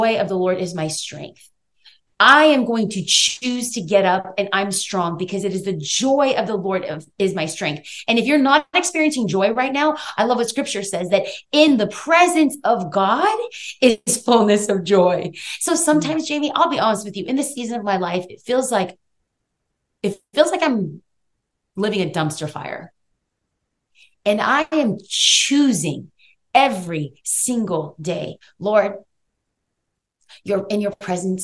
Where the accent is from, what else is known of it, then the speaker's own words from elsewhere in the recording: Los Angeles, California, United States; I grew up in East Los Angeles, California